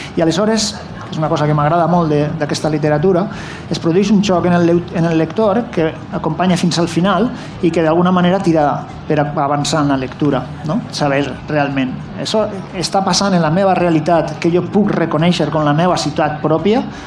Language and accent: Catalan; Valencian Community, Spain; jo sóc valencià